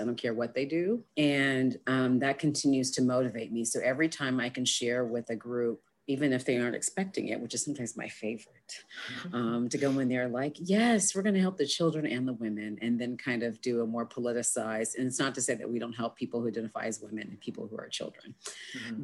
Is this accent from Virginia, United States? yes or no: no; Berkeley, California, United States; moved away as an adult; now in Austin, United States; growing up in Berkeley